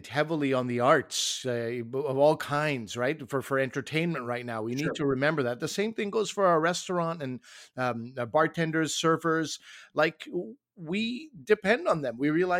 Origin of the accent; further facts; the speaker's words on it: Canada; also born or lived in Toronto; I'm Canadian